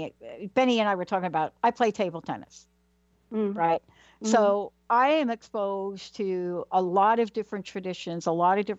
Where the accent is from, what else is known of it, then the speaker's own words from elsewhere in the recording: New York City, New York, United States; I'm from New York, yeah? Mm. Born in the Bronx